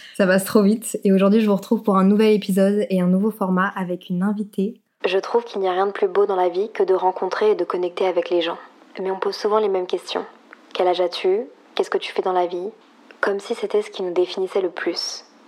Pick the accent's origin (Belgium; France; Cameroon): Belgium; Brussels, Brussels-Capital Region; chez moi à Bruxelles